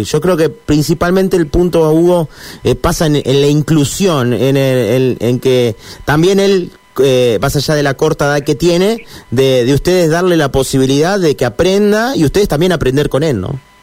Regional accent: Santa Fe, Argentina; yo soy de Santa Fe

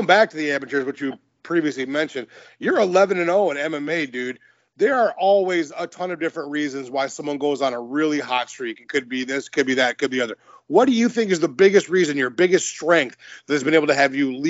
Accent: Michigan, United States; I'm from Michigan

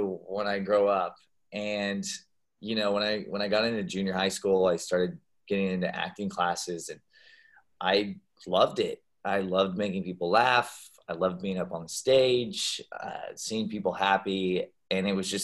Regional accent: Boise, Idaho, United States; also born or lived in San Francisco Bay Area, California / Kentucky; we finally moved to Boise, Idaho. That's where my family settled down. So, yeah, I typically claim the potato capital of the world as where I'm from.

